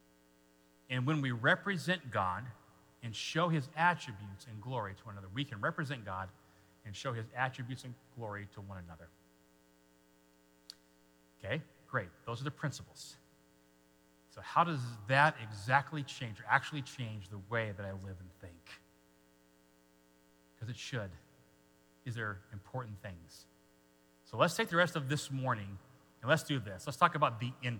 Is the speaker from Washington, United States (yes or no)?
yes; Washington, United States; moved away; I grew up in Washington State, so that was West Coast.